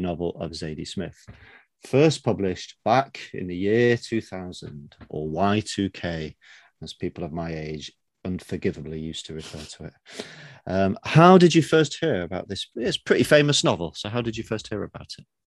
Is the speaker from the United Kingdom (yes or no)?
yes; England, United Kingdom; I'm British